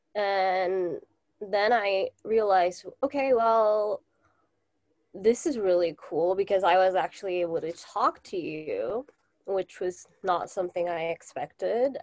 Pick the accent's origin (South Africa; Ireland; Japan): Japan; Tokyo; also born or lived in United States; I am originally from Japan, and I still live in Japan